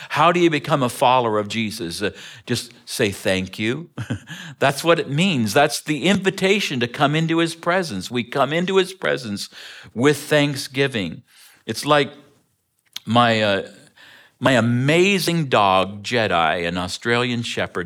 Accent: Ontario, Canada; moved away; I grew up in Ontario, Canada

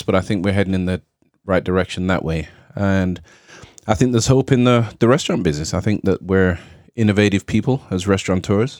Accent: England, United Kingdom; now in United States; I'm from England. So I'm British and European, and parents are from Jamaica

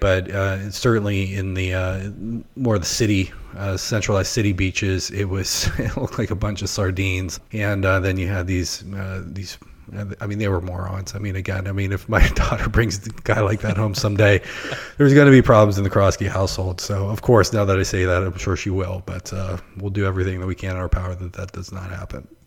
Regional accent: Pittsburgh, Pennsylvania, United States; moved away; also born or lived in Ohio / Florida; I'm originally from Pittsburgh

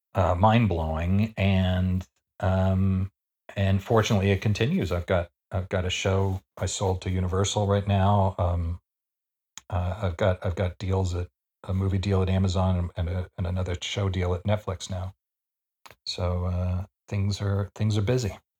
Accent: Canada; I shouldn't say this as a Canadian

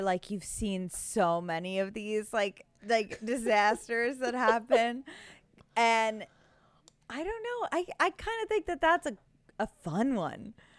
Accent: United States; me as an American

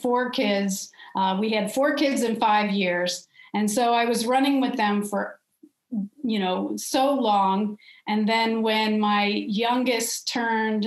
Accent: Cincinnati, Ohio, United States; I'm from Cincinnati, Ohio

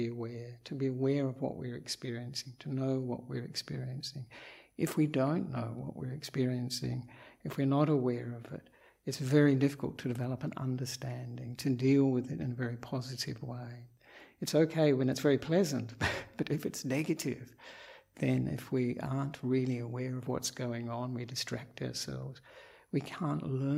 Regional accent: Australia; moved away as an adult; also born or lived in Perth, Western Australia; now in Sri Lanka; I am an Australian monk

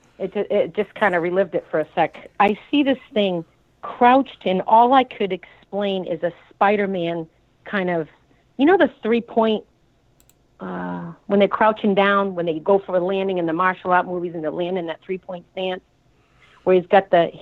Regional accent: Boston, Massachusetts, United States; I was born in Boston

